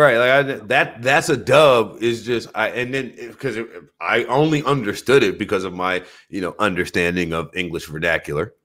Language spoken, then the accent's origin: English; New Orleans, Louisiana, United States; moved away; also born or lived in Michigan; I'm from New Orleans. I was raised on seafood as a staple